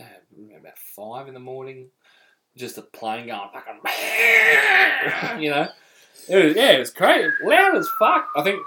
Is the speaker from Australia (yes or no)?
yes; Bendigo, Victoria, Australia; And secondly, we're from Benio, which is a country town, right?